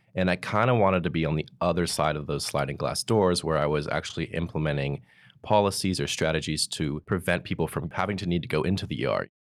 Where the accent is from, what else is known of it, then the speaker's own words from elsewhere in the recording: Pleasanton, California, United States; From Pleasanton, California